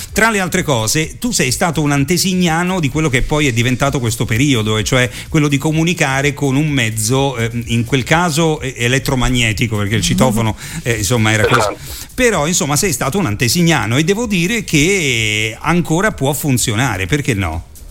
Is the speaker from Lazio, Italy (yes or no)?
yes; Rome, Lazio, Italy; moved away; anch'io sono romano trapiantato sì